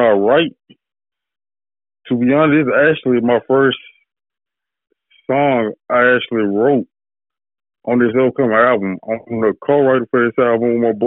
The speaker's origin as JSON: {"language": "English", "town": "Hattiesburg", "region": "Mississippi", "country": "United States", "said": "I'm from Hattiesburg, Mississippi"}